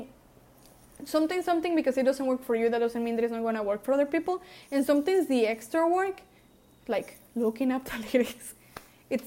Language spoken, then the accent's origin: English; Mexico; I was raised in Mexico